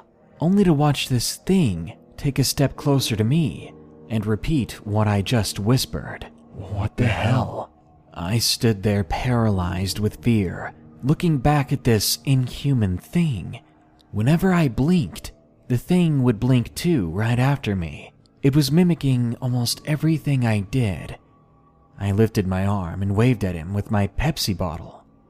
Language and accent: English; Massachusetts, United States; in my home state of Massachusetts, we're no strangers to snow.